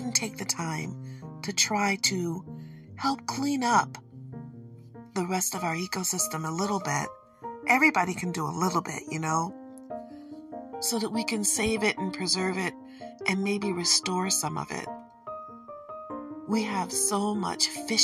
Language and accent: English; Michigan, United States; accent: Michigan; my Michigan accent makes it a little difficult to understand what I'm saying sometimes